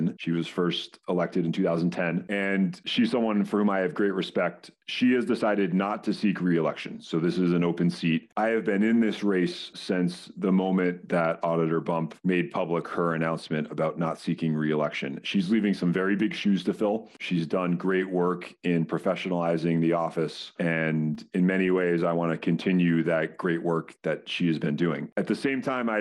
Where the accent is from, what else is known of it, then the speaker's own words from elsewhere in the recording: Brookline, Massachusetts, United States; I grew up in Brookline Village